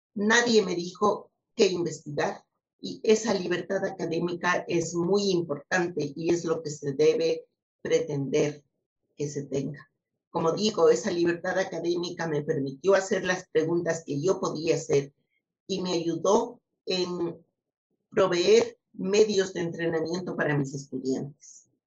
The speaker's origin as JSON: {"language": "Spanish", "country": "Ecuador", "also_born_or_lived": "United States", "said": "a la sociedad de donde vengo"}